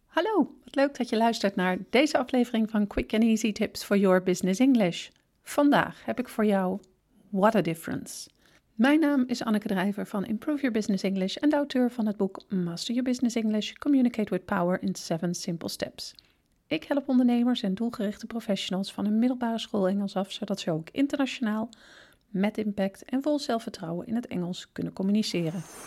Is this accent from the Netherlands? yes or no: yes; Netherlands; als Nederlander